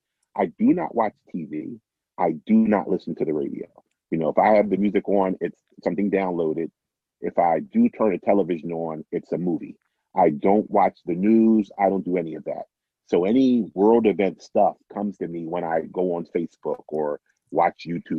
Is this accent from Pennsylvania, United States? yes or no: yes; Philadelphia, Pennsylvania, United States; my time, you know, as a Philadelphian